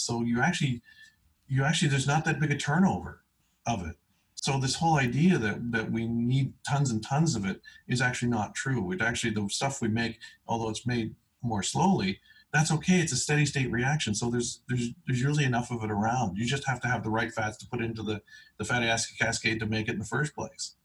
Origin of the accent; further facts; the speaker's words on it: East Coast, Canada; I was born on the East Coast